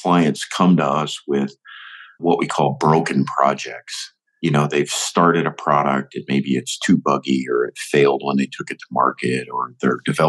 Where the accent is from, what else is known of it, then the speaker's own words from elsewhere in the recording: Northwest Ohio, United States; also born or lived in Michigan; I'm an Ohio boy, and I grew up in Northwest Ohio